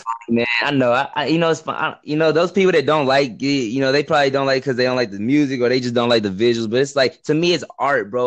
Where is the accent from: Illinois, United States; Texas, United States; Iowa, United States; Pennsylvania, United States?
Texas, United States; I'm from America. I'm from like Texas